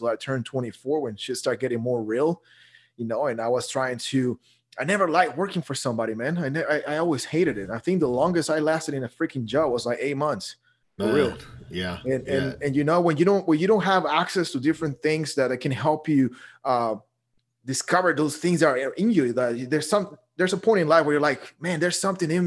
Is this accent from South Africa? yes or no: no; Guatemala; also born or lived in Dallas, Texas; now in Texas, United States; I'm originally from Guatemala.